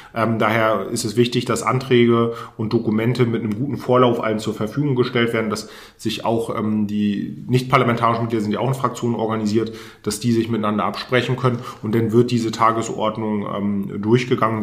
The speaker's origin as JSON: {"language": "German", "region": "Mecklenburg-Vorpommern", "country": "Germany", "tie": "born or raised there", "also_born_or_lived": "Cologne / Berlin", "said": "hier mein Heimatbundesland nach Mecklenburg-Vorpommern nach dem Studium äh, zurückgekommen bin, also ich habe in Köln und in Berlin studiert"}